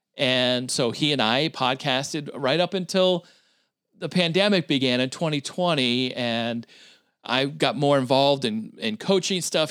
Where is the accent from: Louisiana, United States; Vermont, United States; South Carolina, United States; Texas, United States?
Vermont, United States; moved away; also born or lived in New Hampshire / Philadelphia / Syracuse, New York; I grew up in the state of Vermont.